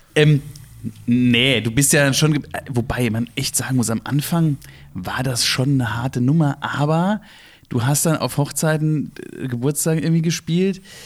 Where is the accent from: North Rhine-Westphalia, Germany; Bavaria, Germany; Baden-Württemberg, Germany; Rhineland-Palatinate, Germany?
Rhineland-Palatinate, Germany; Ingelheim; bei uns in Ingelheim in der Fasnacht, wo wir angefangen haben